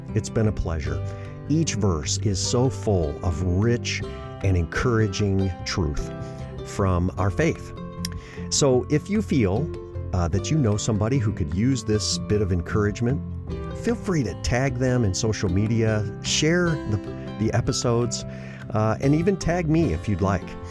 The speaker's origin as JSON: {"language": "English", "town": "Gobles", "region": "Michigan", "country": "United States", "tie": "born or raised there", "moved": "yes", "said": "My hometown is Goebbels, Michigan. It's a little small town in the southwest part of the state."}